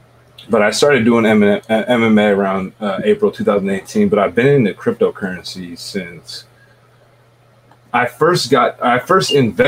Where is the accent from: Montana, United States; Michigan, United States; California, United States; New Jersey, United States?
California, United States; San Jose; currently, I'm 29 years of age. … I'm from Almaden. It's a small town in South San Jose, California.